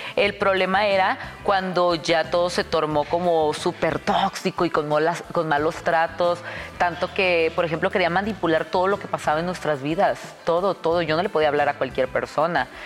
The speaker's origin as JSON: {"language": "Spanish", "town": "Tijuana", "region": "Baja California", "country": "Mexico", "tie": "born or raised there", "moved": "as an adult", "lives_now": "Mexico City, Mexico", "said": "Yo soy de Tijuana, yo toda mi vida he vivido en Tijuana, hasta ahora que ya tengo tres años o cuatro años aquí en la Ciudad de México"}